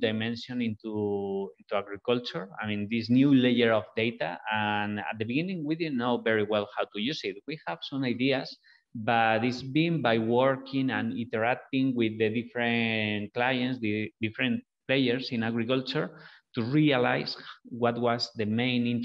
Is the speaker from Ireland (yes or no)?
no; northwest Spain, Spain; moved away; We are originally from Spain, the two founders of Biome Makers. And we're from the same city in the northwest of Spain